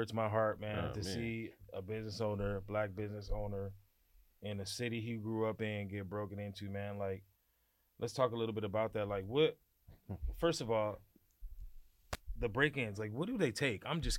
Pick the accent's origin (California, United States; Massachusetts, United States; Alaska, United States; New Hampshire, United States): California, United States; Gardena; also born or lived in Harbor City; I was born in Gardena, and I lived in Gardena till like my late teenage years.